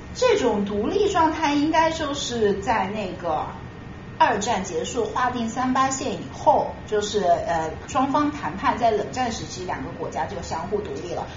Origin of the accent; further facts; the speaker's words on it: China; 我们中国人